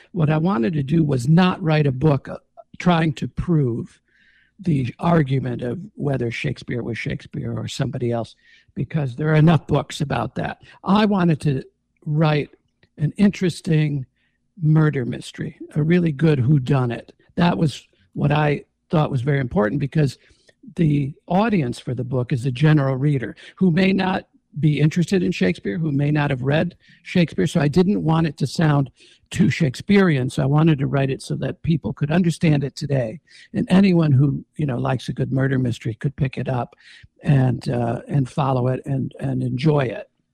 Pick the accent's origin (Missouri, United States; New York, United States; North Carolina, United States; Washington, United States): New York, United States; Jamestown; moved away as an adult; also born or lived in Los Angeles; I grew up in Jamestown.